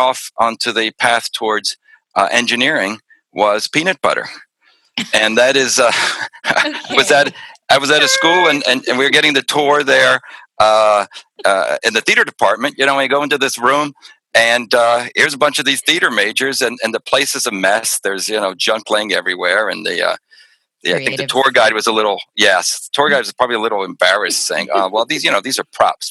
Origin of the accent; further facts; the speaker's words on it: Pennsylvania, United States; growing up in Pennsylvania.